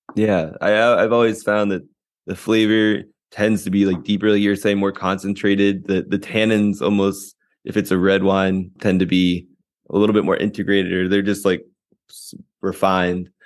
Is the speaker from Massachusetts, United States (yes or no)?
no; Virginia, United States; moved away; I'm I'm originally from Virginia